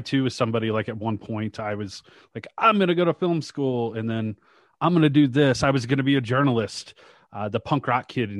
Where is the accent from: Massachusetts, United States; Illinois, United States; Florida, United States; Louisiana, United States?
Louisiana, United States; Shreveport; I went to I grew up in Shreveport, Louisiana, not too terribly far from Dallas or Birmingham where you're at now.